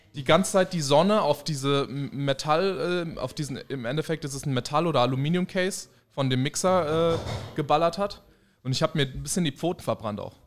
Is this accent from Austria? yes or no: no; Spain; ich bin Spanier